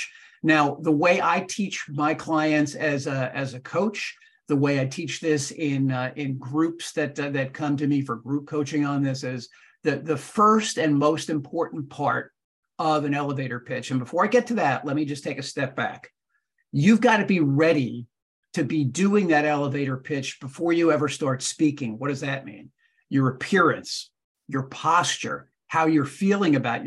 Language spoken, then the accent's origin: English; Fair Lawn, New Jersey, United States; I grew up in Fairlawn, New Jersey